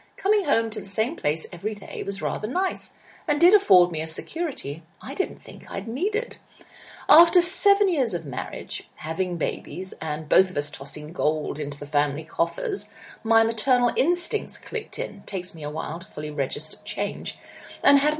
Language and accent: English; United Kingdom; I am British